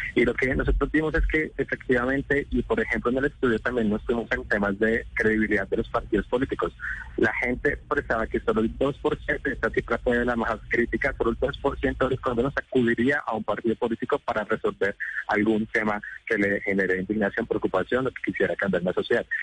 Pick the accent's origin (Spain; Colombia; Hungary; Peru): Colombia; somos los colombianos